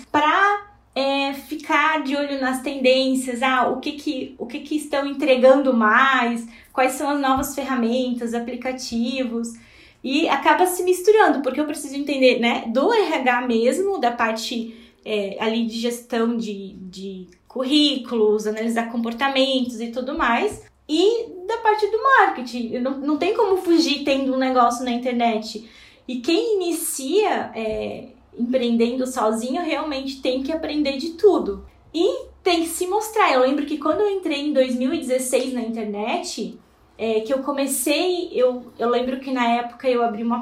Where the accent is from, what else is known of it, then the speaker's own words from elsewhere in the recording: Blumenau, Santa Catarina, Brazil; eu sou natural aqui de Blumenau.